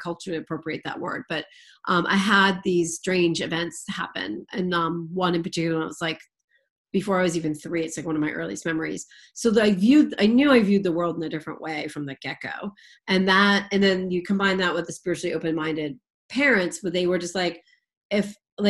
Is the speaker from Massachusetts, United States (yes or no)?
yes; Boston, Massachusetts, United States; I'm from the Boston area